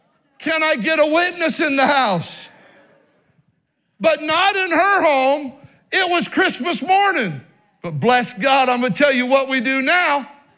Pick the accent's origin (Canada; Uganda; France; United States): United States; Oregon; born there; They were assistant pastor when I was born in Oregon and even in Idaho.